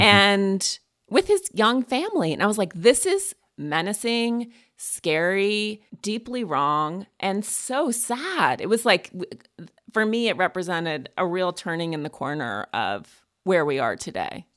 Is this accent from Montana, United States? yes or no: yes; Montana, United States; I'm also from Montana